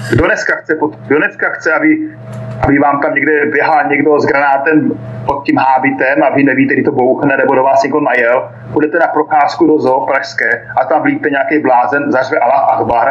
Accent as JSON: {"language": "Czech", "country": "Czechia", "tie": "born or raised there", "moved": "as an adult", "lives_now": "Donetsk, Ukraine", "said": "já jsem vyrostl v Československu, přísahal jsem Československu"}